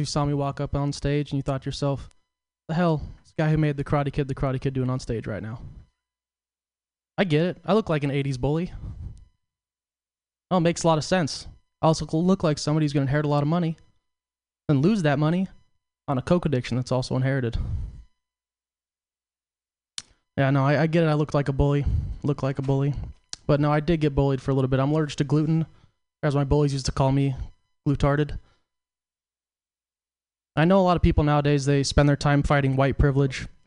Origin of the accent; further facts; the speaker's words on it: Portland, United States; I'm from Portland.